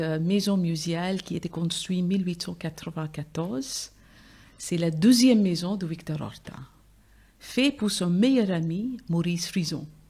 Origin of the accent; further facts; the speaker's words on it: India; French is a second language; now in Brussels, Belgium; je viens de l'Inde, mon père de Rajasthan, donc c'est les guerriers Rajput, et ma mère vient de Calcutta